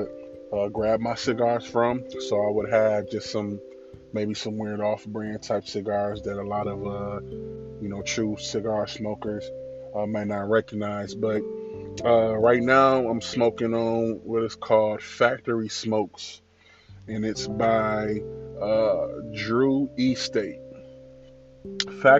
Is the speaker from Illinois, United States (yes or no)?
yes; Illinois, United States; I'm from Illinois